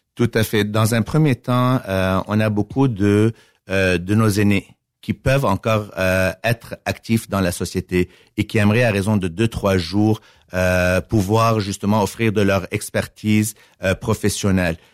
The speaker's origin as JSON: {"language": "French", "town": "Montreal", "region": "Quebec", "country": "Canada", "tie": "born or raised there", "moved": "as an adult", "lives_now": "Victoriaville, Canada", "said": "je suis né à Montréal"}